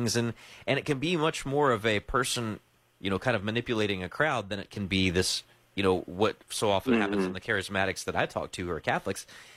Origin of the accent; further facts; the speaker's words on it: the South, United States; I grew up in the South and evangelicalism